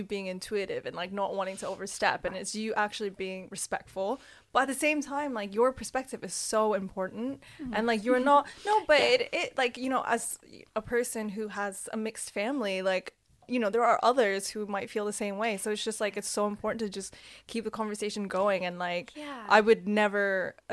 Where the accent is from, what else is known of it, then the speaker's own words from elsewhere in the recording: Canada; growing up in Canada, I feel very like westernized